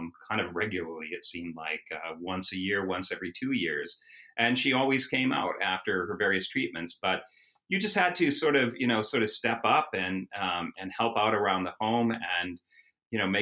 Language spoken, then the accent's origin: English; Edina, Minnesota, United States; moved away as an adult; I grew up in Edina, Minnesota, which is a suburb of Minneapolis